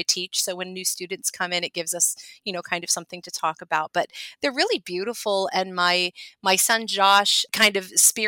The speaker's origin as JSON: {"language": "English", "region": "Ohio", "country": "United States", "tie": "born or raised there", "said": "I grew up in Ohio"}